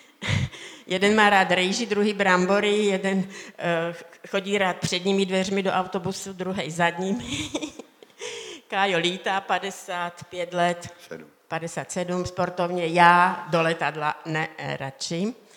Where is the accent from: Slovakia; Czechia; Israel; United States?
Slovakia; Já jsem se narodila na Slovensku v hornicky malém městečku